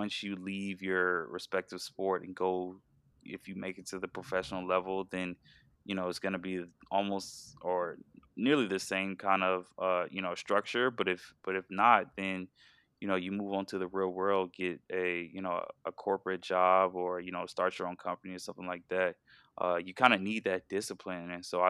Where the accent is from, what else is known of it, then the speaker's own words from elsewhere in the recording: Georgia, United States; hey, you know, I'm from Georgia, Oregon really appealed to me, I want to go out to Oregon. But then I realized, you know, I'm kind of homesick and I want to move back home.